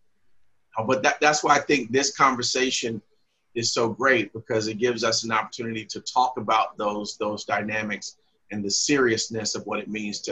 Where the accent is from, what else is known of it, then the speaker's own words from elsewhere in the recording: San Francisco, California, United States; I grew up in San Francisco and at the Uptown Church of Christ under the minister of J.M. Butler and then James E. Austin.